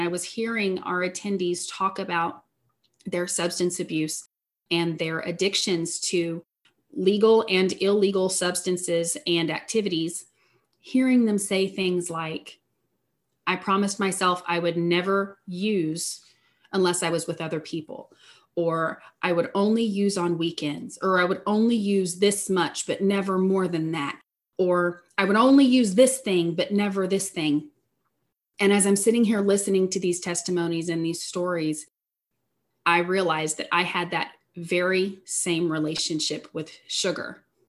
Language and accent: English; Southeast Missouri, United States; I am from Southeast Missouri. I grew up in a strong Christian household.